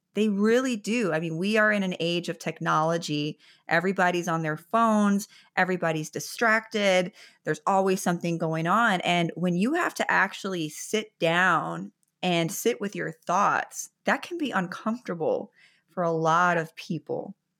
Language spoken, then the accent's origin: English; Chicago, Illinois, United States; now in Florida, United States; I'm from Chicago, and I live in Florida now